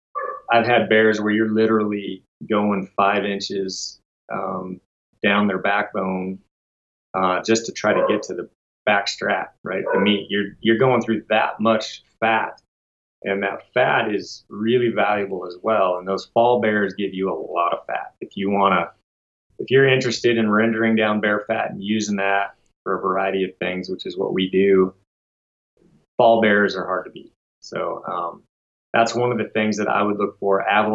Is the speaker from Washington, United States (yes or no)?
yes; Washington, United States; Like I said, I came from Washington State, where very limited tags to pull a good spring tag.